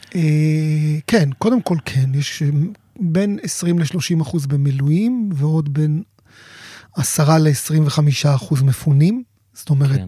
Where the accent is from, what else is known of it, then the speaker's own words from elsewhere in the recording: Sderot, Southern District, Israel; אני יליד שדרות, והמשפחה שלי גרה בשדרות